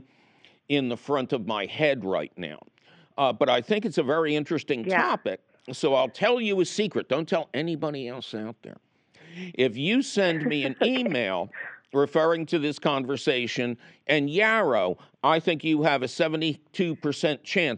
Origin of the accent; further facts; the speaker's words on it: Philadelphia, Pennsylvania, United States; I grew up in Philly